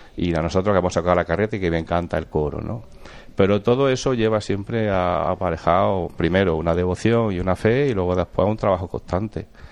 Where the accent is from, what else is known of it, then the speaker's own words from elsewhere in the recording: Villanueva de Córdoba, Andalusia, Spain; also born or lived in Madrid; now in Jaén, Spain; nací en Jaén, pero mi infancia fue en Villanueva de Córdoba